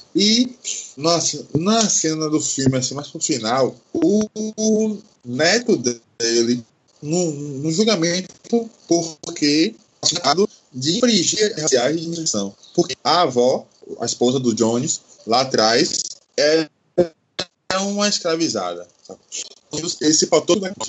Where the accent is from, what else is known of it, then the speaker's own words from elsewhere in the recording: Salvador, Bahia, Brazil; tenho 30 anos, sou de Salvador.